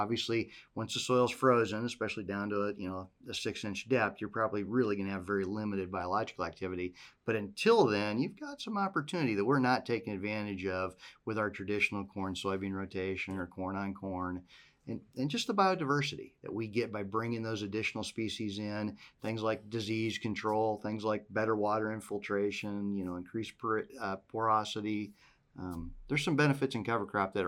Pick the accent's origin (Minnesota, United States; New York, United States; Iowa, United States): Iowa, United States; Western; moved away; I grew up in Western Iowa